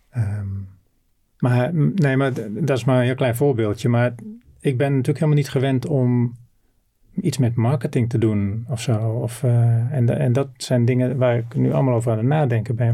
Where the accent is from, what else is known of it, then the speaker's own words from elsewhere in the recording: Noordoostpolder, Flevoland, Netherlands; also born or lived in North Brabant / Groningen; geboren in Brabant. En toen ik vijf was, eh, met mijn ouders naar eh, Flevoland, naar de Noordoostpolder verhuisd. Daar konden mijn ouders een, eh, een heel mooi, modern bedrijf pachten